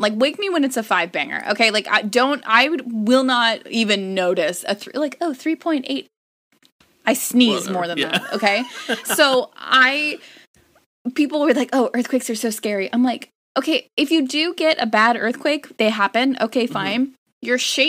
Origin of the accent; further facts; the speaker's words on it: California, United States; I grew up in Fire County, like Sonoma, mm-hmm. Marin County, where everything has burned.